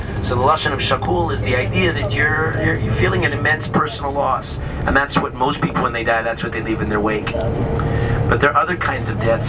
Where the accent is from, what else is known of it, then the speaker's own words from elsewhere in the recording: Kiryat Ye'arim, Jerusalem District, Israel; my hometown of Telston, of Kiryat Arim.